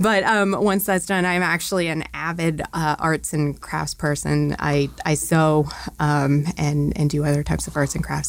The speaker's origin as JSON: {"language": "English", "region": "Maine", "country": "United States", "tie": "born or raised there", "moved": "as an adult", "lives_now": "Louisville, United States", "said": "I grew up in New England. I grew up in Maine specifically"}